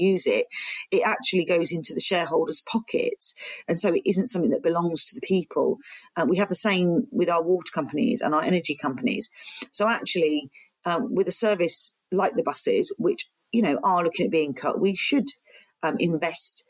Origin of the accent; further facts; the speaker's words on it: Peterborough, East of England, United Kingdom; also born or lived in Basildon; I grew up in Orton Goldhay in Hinchcliffe